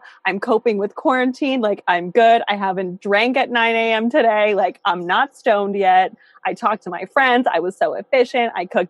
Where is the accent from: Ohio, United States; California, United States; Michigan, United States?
California, United States; Santa Monica; born there; now in New York, United States; technically, I was born in Santa Monica, and then I lived in Beverly Wood for 3 years. But like, that's close enough. Beverly Hills.